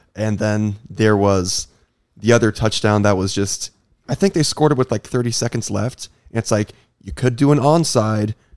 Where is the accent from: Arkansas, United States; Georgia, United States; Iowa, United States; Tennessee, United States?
Iowa, United States; I grew up in Iowa